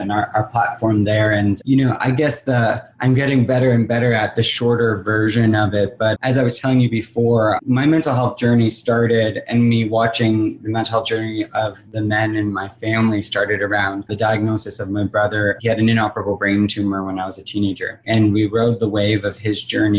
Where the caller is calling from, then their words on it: Los Angeles, California, United States; I'm calling from Los Angeles. I'm based in Los Angeles